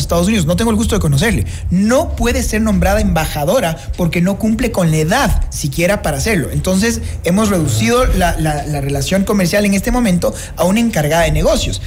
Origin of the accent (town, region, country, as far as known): Ecuador